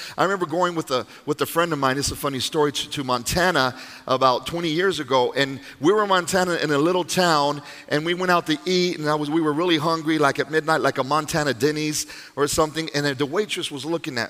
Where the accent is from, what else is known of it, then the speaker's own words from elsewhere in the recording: Panama; born there; My mom's Panamanian, but I was born in Panama.